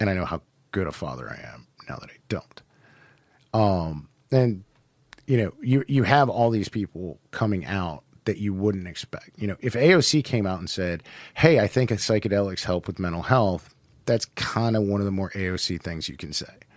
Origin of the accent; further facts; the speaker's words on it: Cleveland, Ohio, United States; I'm from Cleveland